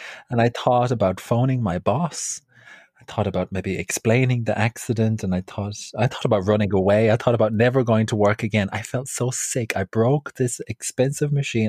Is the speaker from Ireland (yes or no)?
yes; Ireland; now in London, United Kingdom; I'm um, from Ireland.